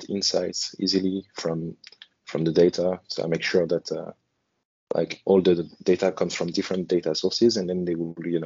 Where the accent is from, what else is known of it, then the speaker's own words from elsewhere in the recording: France; now in Hong Kong; I'm in Hong Kong, and originally I come from France.